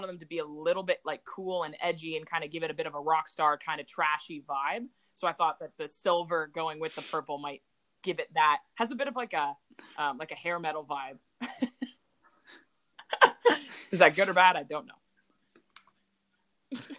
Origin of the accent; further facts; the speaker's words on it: Burlington, Ontario, Canada; it's like my hometown